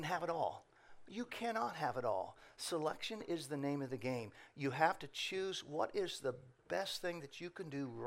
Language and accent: English; Indiana, United States; now in Ohio, United States; I'm originally from Indiana